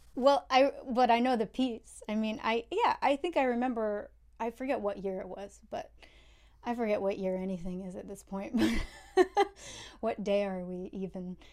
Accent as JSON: {"language": "English", "town": "Saratoga Springs", "region": "New York", "country": "United States", "tie": "born or raised there", "said": "I grew up in Saratoga Springs, New York, uh, upstate from the city"}